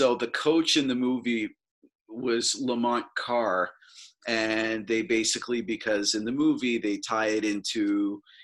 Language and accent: English; Toronto, Ontario, Canada; I'm from Toronto, Ontario. I'm born and raised in Toronto